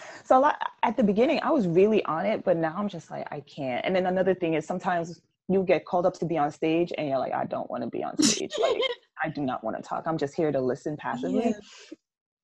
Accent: Jamaica; I'm so Jamaican

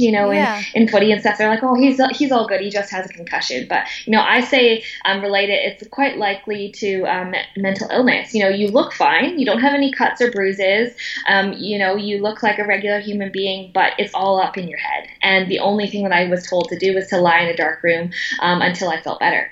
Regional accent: Vancouver, British Columbia, Canada; moved away; born and raised in Vancouver, Canada, to the youngest of five children.

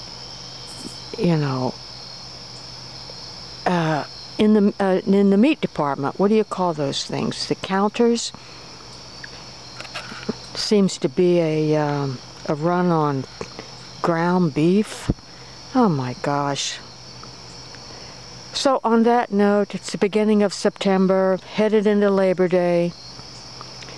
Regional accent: Southeast Ohio, United States; growing up in Southeast Ohio

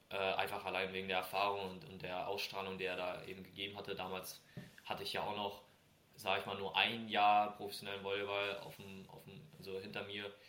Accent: Kriftel, Hesse, Germany; Er kommt ja aus Mainz, ich komme ja aus Kriftel quasi aus der Nähe.

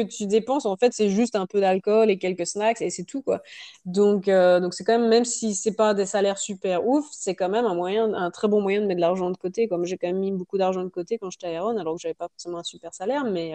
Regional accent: France; moved away as an adult; also born or lived in Canada; now in Australia; ça fait 11 ans que j'ai quitté la France

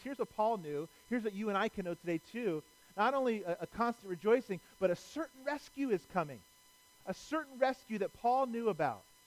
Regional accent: Cleveland, Ohio, United States; I'm from Cleveland.

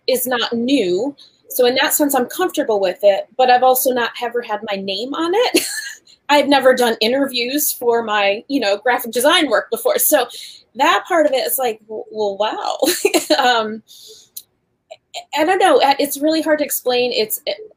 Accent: Western New York, United States; I'm from Western New York

